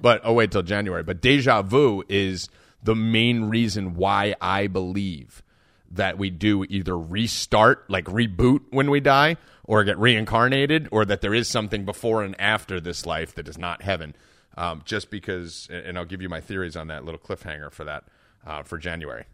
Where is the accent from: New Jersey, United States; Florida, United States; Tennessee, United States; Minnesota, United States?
New Jersey, United States; I'm from Jersey and I'm Italian